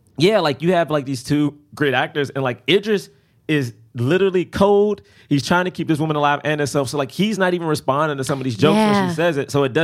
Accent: Washington, District of Columbia, United States; Oh, step on the way from Southeast D.C.

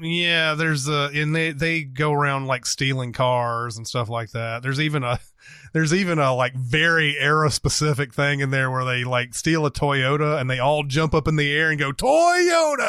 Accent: Franklin, Tennessee, United States; my hometown of Franklin, Tennessee

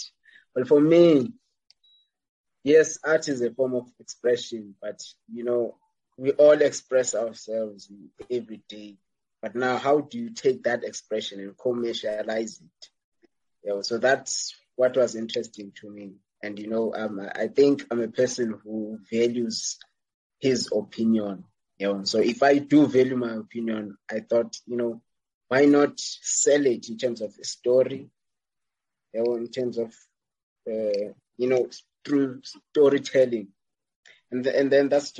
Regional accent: Tsolo, Eastern Cape, South Africa; moved away; my home town, village.

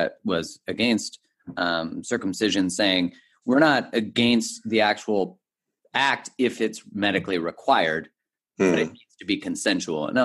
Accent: Canada; being Canadian

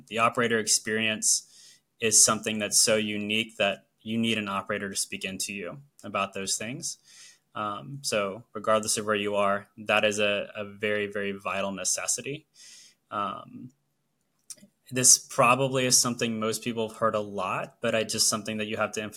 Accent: Orlando, Florida, United States; moved away as an adult; now in New Jersey, United States; are Florida residents, born and raised. We grew up in Orlando for our entirety of our lives.

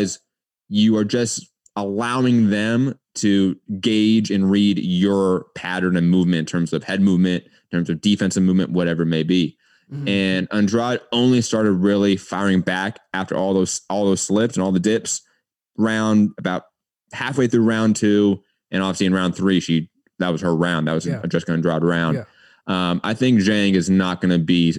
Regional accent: Los Angeles, California, United States; I grew up

